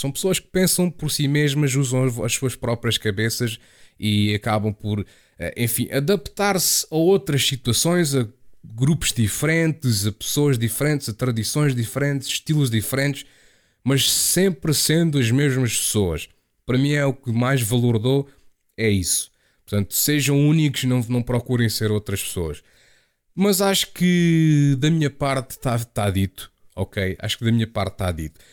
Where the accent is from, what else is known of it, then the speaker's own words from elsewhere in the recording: Portugal; moved away as an adult; also born or lived in Chatham, England; quando eu saí de Portugal